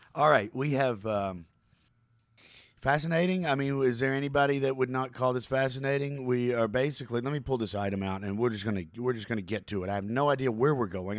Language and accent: English; Kentucky, United States; I'm from Kentucky